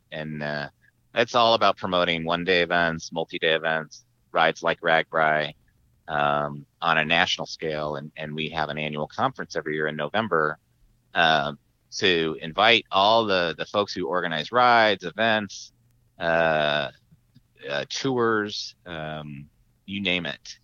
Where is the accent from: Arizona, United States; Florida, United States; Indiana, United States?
Arizona, United States; Tucson; now in San Diego, United States; my hometown in Tucson, Arizona